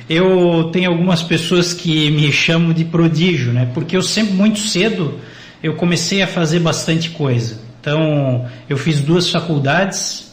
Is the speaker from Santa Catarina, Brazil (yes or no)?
yes; Joinville, Santa Catarina, Brazil; Eu sou natural daqui de Joinville, nasci em 1985, brinquei muito aí pelas ruas de Joinville